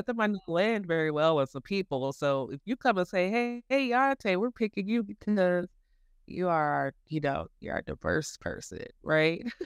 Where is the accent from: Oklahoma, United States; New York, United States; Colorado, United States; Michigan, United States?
Colorado, United States; Denver; I grew up here in Denver. I went to Denver Zoo